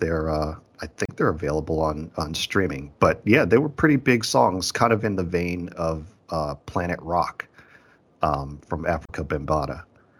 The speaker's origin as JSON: {"language": "English", "town": "Boston", "region": "Massachusetts", "country": "United States", "tie": "born or raised there", "said": "I was about 6 years old. I grew up in Boston, Massachusetts, and I still live here."}